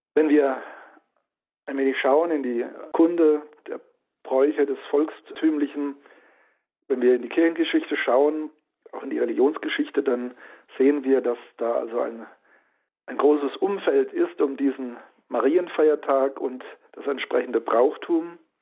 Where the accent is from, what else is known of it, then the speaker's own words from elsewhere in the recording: Rhineland-Palatinate, Germany; der Pfalz, wo ich herstamme